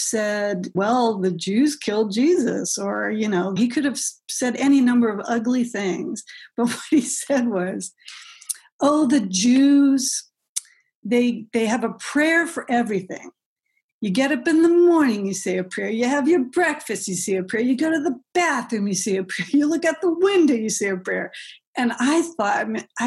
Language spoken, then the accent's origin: English; Midwest, United States; moved away as an adult; now in New York, United States; I come from the Midwest originally.